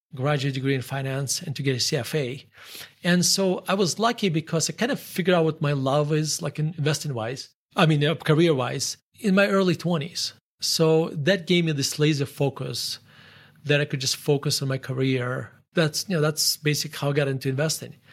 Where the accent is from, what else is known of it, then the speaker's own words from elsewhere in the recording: Murmansk, Murmansk Oblast, Russia; English is a second language; moved away as an adult; now in United States; So I grew up in, um, in Murmansk, Russia.